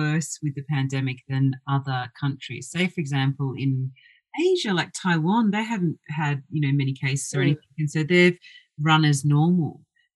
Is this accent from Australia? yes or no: yes; Australia; moved away; former Aussie, I'm still Australian, but I haven't lived for many years